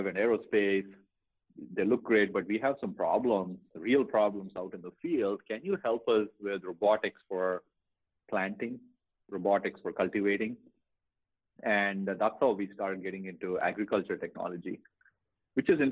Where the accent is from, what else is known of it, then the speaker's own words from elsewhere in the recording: India; moved away as an adult; now in United States; when I was growing up in India